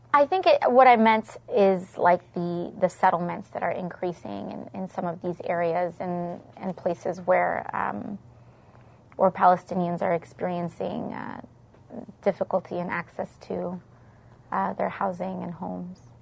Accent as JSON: {"language": "English", "town": "New York City", "region": "New York", "country": "United States", "said": "I come from the South Bronx. I come from a Puerto Rican background"}